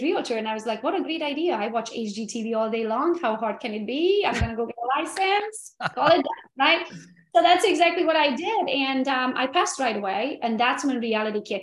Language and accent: English; Transylvania, Romania; now in United States; I'm from Romania, Transylvania originally. And back in the day, it was communism when I was born